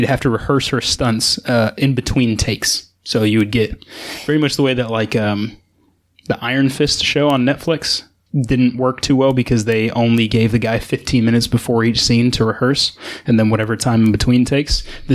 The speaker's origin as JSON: {"language": "English", "region": "England", "country": "United Kingdom", "said": "As an Englishman"}